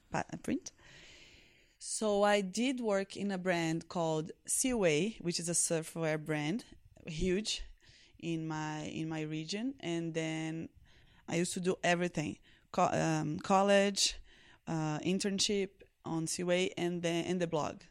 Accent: Recife, Pernambuco, Brazil; English is a second language; I was born in Recife, northeast of Brazil

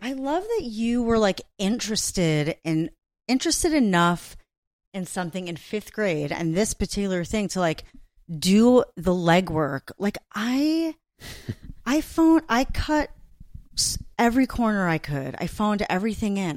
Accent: Long Island, New York, United States; Mike's from Long Island, as am

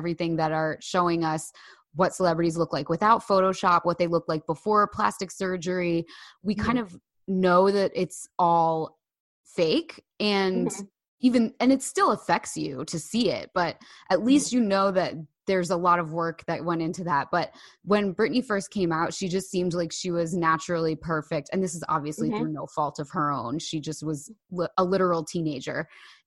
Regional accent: Bay Head, New Jersey, United States; I grew up in Bayhead

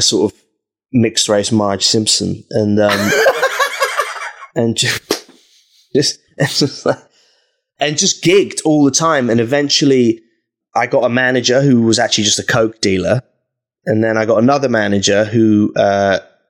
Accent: Norwich, East of England, United Kingdom; I grew up in Norwich

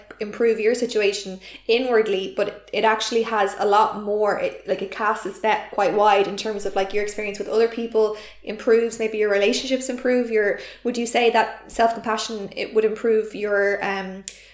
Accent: Ireland; I'm Irish

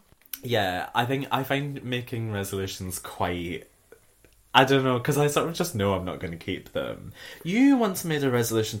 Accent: Scotland, United Kingdom; as a Scottish person

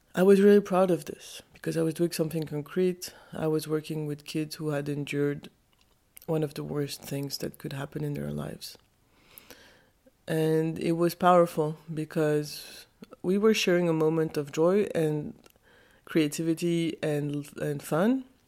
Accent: Geneva, Switzerland; I was born in Switzerland, in Geneva.

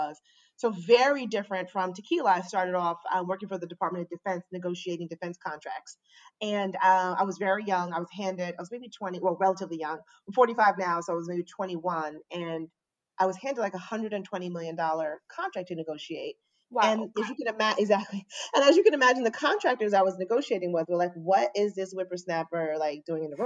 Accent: New York, United States; also born or lived in Maryland; I mostly grew up in New York in Queens

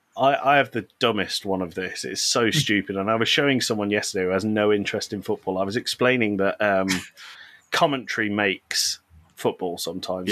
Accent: Birmingham, West Midlands, United Kingdom; moved away as an adult; also born or lived in Leeds; I'm from Birmingham. I lived in Birmingham my whole um, growing up

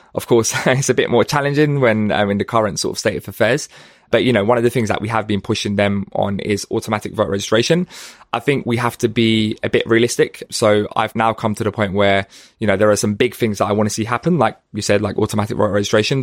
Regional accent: London, United Kingdom; I grew up in Hackney

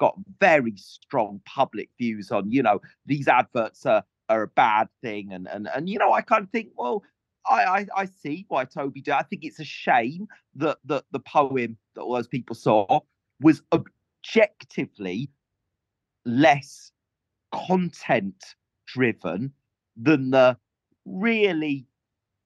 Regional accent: Welsh countryside, Wales, United Kingdom; I grew up in the Welsh countryside

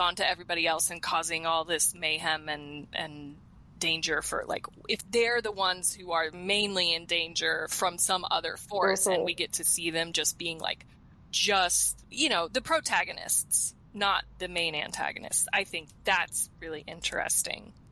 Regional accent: Colorado, United States; moved away; growing up in Colorado

